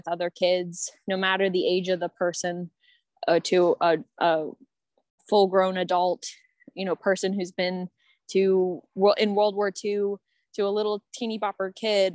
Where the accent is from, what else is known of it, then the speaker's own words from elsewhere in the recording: Maryland, United States; now in Washington, United States; I'm from Maryland